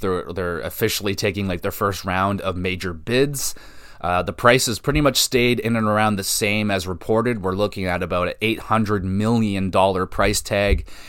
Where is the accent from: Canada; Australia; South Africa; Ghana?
Canada; I'm a Canadian